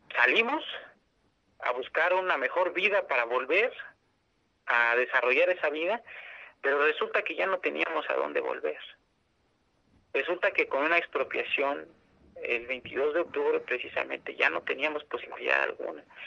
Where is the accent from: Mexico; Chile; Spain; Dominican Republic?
Mexico; San Salvador Atenco, State of Mexico; soy de la comunidad de San Salvador Atenco